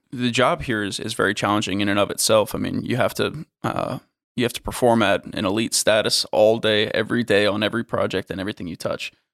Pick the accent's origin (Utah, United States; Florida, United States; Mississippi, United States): Florida, United States; I'm from Florida